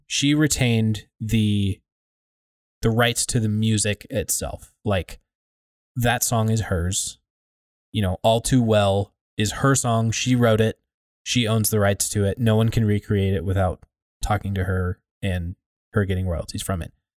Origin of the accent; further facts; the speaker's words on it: United States; I'm an American citizen